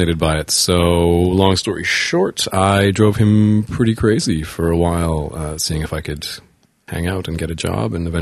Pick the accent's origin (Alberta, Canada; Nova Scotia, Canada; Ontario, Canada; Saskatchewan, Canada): Alberta, Canada; Calgary; moved away; also born or lived in Winnipeg, Manitoba; I grew up in Calgary, Alberta, Canada, 403, Hollow. And then I spent some time in Winnipeg, Manitoba.